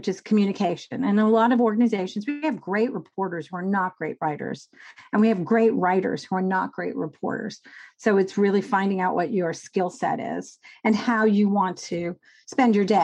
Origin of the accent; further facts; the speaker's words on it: New York, United States; I grew up in New York